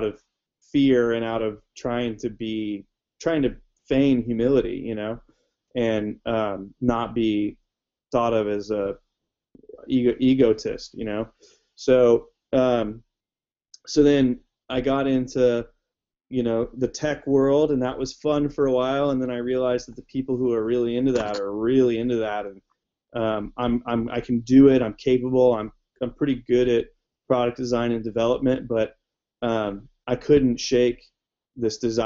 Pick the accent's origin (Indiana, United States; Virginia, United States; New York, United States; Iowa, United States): Indiana, United States; I grew up in Indiana